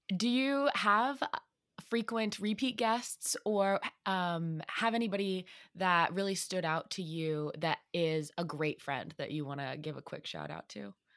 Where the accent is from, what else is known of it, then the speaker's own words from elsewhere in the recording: Illinois, United States; moved away; I'm originally from Illinois